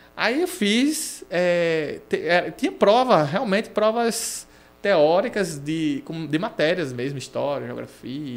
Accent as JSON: {"language": "Portuguese", "town": "Natal", "region": "Rio Grande do Norte", "country": "Brazil", "tie": "born or raised there", "also_born_or_lived": "Londrina, Paraná / Aracaju, Sergipe", "said": "a minha vida toda é aqui"}